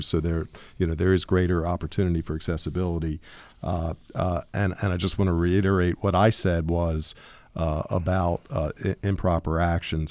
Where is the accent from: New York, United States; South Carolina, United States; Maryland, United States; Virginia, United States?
Maryland, United States; Baltimore County; growing up in Baltimore County, it was nine percent African American